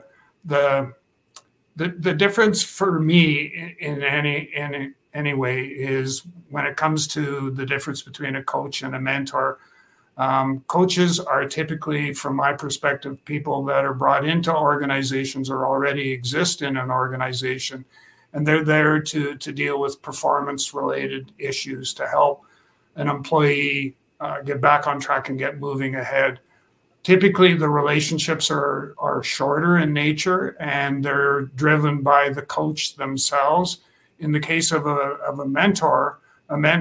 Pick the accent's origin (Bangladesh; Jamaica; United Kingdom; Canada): Canada; Saskatchewan; also born or lived in Regina, Saskatchewan; I'm from Regina, Saskatchewan, Canada. So I'm a Saskatchewan farm boy, born and raised.